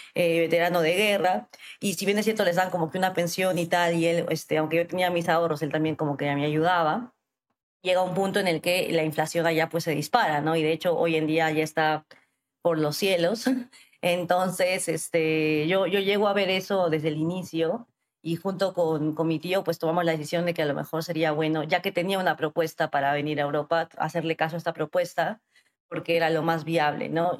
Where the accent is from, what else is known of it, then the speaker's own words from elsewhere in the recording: Arequipa, Peru; moved away as an adult; also born or lived in Lima, Peru / New York, United States; yo soy de Arequipa, que es una ciudad al sur del Perú